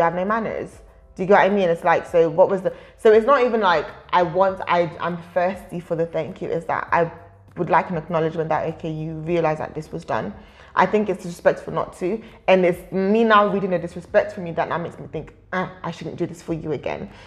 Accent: United Kingdom; also born or lived in Nigeria; As much as I'm Nigerian, I'm also British

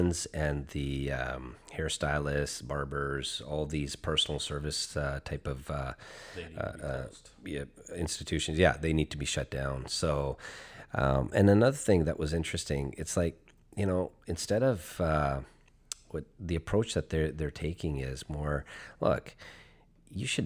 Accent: Chilliwack, British Columbia, Canada; moved away as an adult; now in Seattle, United States; my hometown back in the day

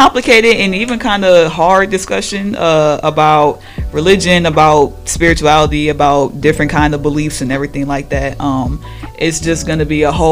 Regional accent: Milwaukee, Wisconsin, United States; I come from Milwaukee, 19 years old.

